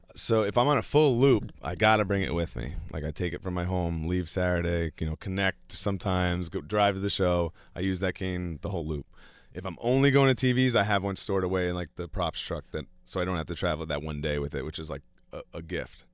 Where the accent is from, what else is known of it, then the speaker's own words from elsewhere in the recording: New York, United States; my hometown arena in front of, like, my wife